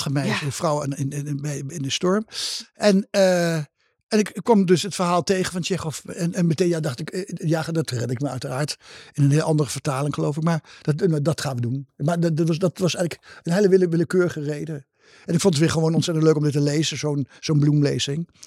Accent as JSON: {"language": "Dutch", "region": "Gelderland", "country": "Netherlands", "tie": "born or raised there", "moved": "yes", "said": "Gelderlander. Ja, voor de Gelden, de krant ja. van mijn geboortestreek. En waardoor ik ook nog een beetje in de geboortestreek ben"}